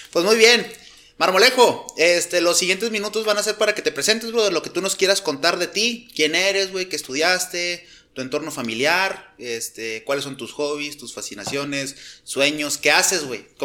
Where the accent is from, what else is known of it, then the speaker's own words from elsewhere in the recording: Sierra Mojada, Coahuila, Mexico; born there; Ah, cabrón. Yo soy nacido en, en otra mina